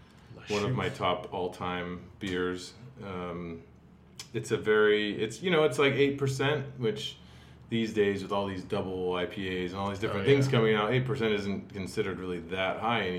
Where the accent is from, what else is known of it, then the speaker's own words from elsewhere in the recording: Portland, Oregon, United States; now in Los Angeles, United States; I grew up in Portland, Oregon.